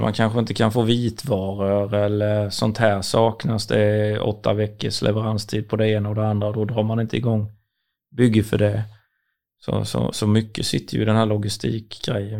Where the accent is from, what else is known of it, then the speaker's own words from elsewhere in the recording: Sweden; vi väldigt kända för att vara punktliga och ärliga som svenskar